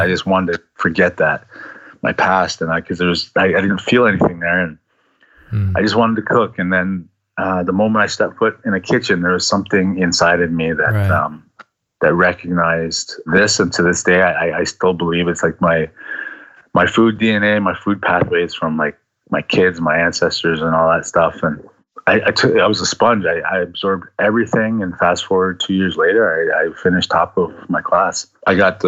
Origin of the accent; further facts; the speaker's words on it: Six Nations, Ontario, Canada; also born or lived in Fort McPherson, Northwest Territories, Canada; my mom moved us back to Six Nations here to her reserve